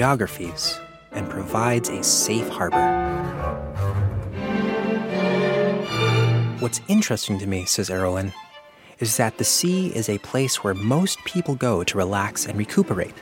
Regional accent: Belize; I hail from Belize

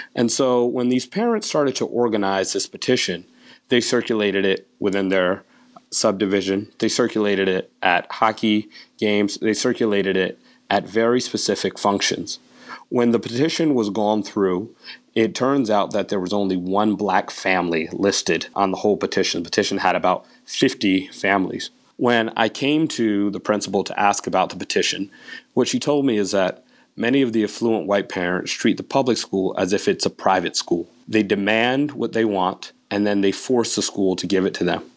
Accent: Connecticut, United States; growing up in Connecticut

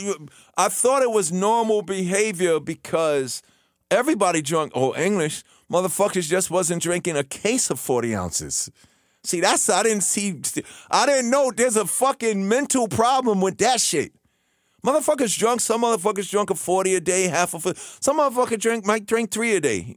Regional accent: New York City, New York, United States; when I was a kid growing up in Queens

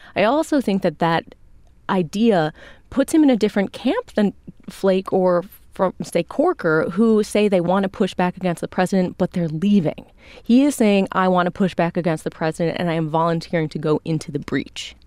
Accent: Chicago, Illinois, United States; now in Washington, D.C., United States; I'm a Chicagoan

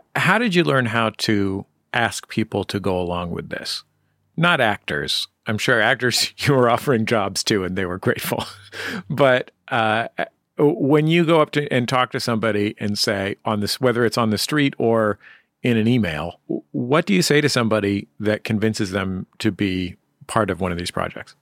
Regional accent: San Francisco, California, United States; my San Francisco mouth

